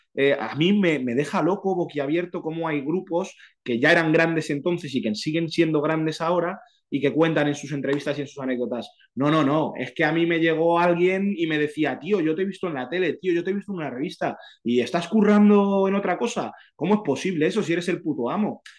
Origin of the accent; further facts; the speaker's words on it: a village in Santander, Cantabria, Spain; moved away; also born or lived in Madrid; vengo de un pueblo de Santander